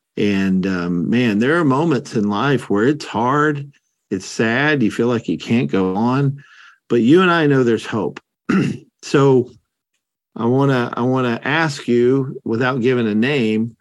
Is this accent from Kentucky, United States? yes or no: yes; Kentucky, United States; Kentucky, my home state